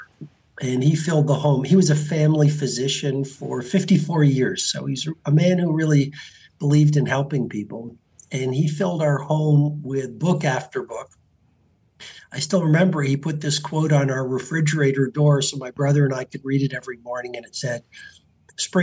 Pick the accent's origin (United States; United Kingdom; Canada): Canada; I grew up in Canada